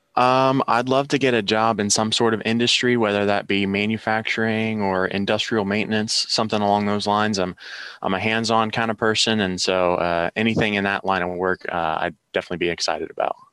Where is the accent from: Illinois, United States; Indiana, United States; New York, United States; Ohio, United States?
Ohio, United States; Logan; I am from Logan, Ohio, born and raised